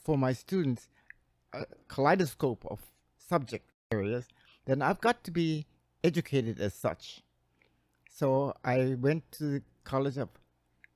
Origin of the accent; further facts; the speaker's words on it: Hilo, Hawaii, United States; growing up in Hilo, went to school at the University of Hawaii